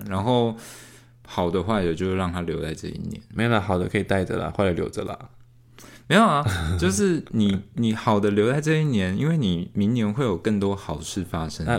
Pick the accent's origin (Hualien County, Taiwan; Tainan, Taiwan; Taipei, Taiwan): Tainan, Taiwan; 我们台南这边